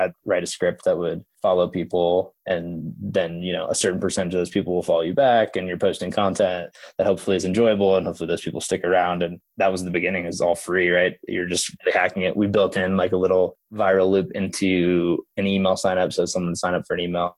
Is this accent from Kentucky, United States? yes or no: no; Oklahoma, United States; I grew up in Oklahoma